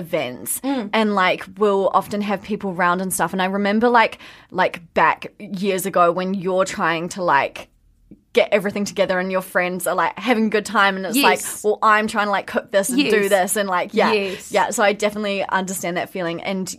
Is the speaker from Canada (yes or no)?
no; New Zealand; where are you from? And you'd be like, New Zealand.